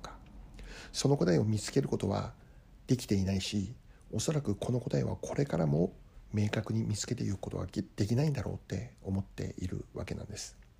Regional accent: Hokkaido, Japan; now in United States; 私の生まれ故郷の北海道

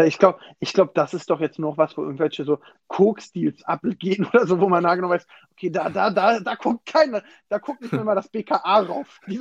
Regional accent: Berlin, Germany; ich komme ja aus Weißensee, tiefster Osten Berlin

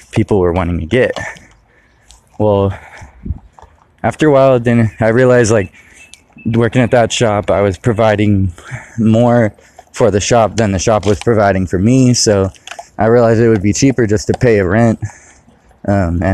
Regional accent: California, United States; moved away as an adult; now in Michigan, United States; I now live in Michigan, and I'm from California

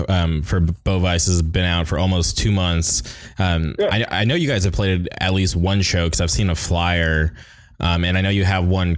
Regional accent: Orange County, California, United States; My hometown, Orange County.

